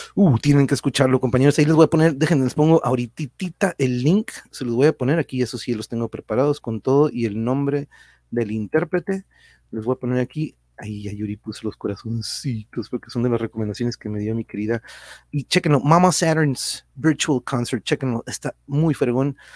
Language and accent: Spanish; Tijuana, Baja California, Mexico; los que somos de aquí de Tijuana no somos ni de aquí ni de allá